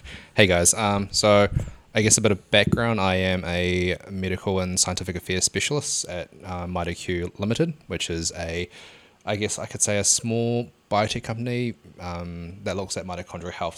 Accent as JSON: {"language": "English", "town": "Hamilton", "region": "Waikato", "country": "New Zealand", "said": "I, I'm from Hamilton as well"}